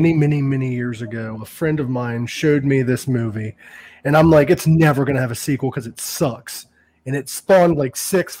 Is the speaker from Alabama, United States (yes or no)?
no; Belmont, Ohio, United States; moved away as an adult; now in Phoenix, United States; I just moved out here to Phoenix, Arizona, and I'm actually from Ohio, about an hour and a half from you.